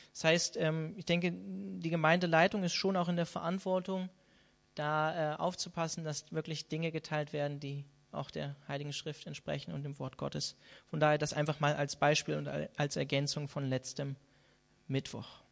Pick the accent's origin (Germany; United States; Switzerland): Germany; Hanover, Lower Saxony; moved away; in meiner alten Heimat oder in der Nähe von meiner alten Heimat in Hannover